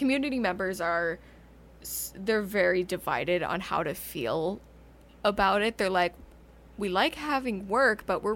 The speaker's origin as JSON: {"language": "English", "town": "Tucson", "region": "Arizona", "country": "United States", "tie": "born or raised there", "said": "growing up in Tucson"}